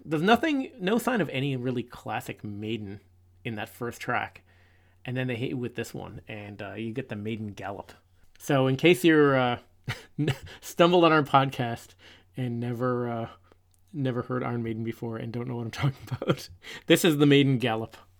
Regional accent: Newfoundland and Labrador, Canada; we're from Newfoundland, and Cape Spear is the most easterly point in North America

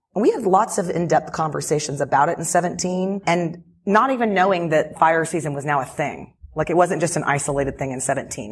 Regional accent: Houston, Texas, United States; moved away as an adult; also born or lived in Dallas; now in California, United States; I'm from Houston. I grew up here

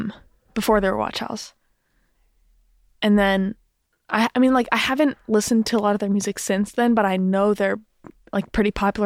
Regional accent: Durham, North Carolina, United States; like lived in my hometown

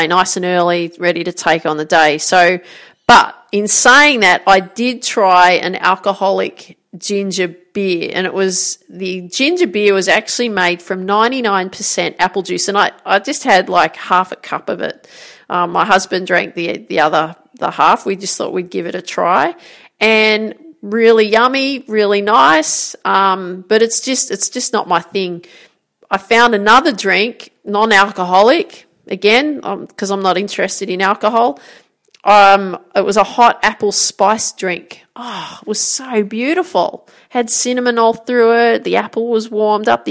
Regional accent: Grafton, New South Wales, Australia; moved away; So I grew up in Grafton, called the Jacaranda City

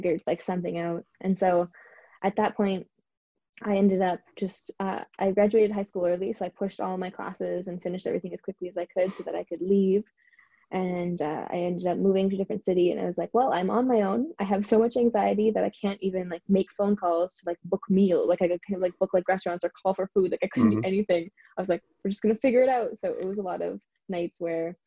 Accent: Canada; now in Vancouver, Canada; move somewhat across the country to Vancouver, because I'm from Canada

